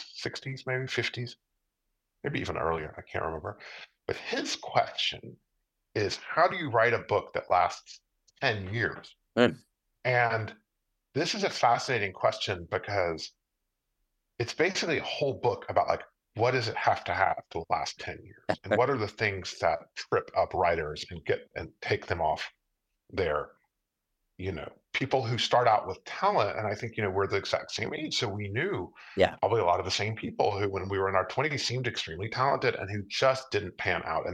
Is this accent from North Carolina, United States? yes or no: no; Houston, Texas, United States; moved away as an adult; now in Utrecht, Netherlands; I'm from Texas